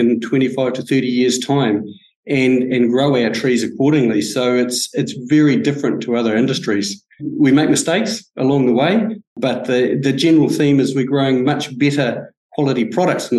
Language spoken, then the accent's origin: English; Franz Josef, West Coast, New Zealand; brought up in Franz Josef in South Westland